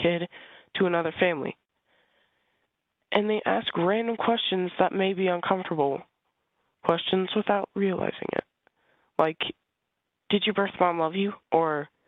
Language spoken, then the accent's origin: English; Iowa, United States; I was born in Iowa, and I was adopted as an infant